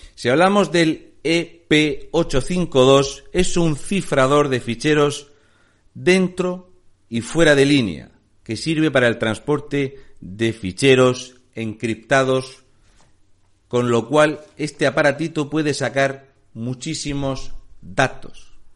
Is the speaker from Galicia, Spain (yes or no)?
no; Region of Murcia, Spain; soy un murciano encabronado.